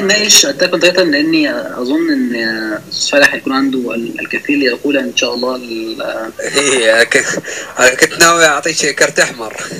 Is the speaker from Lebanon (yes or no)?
no; Egypt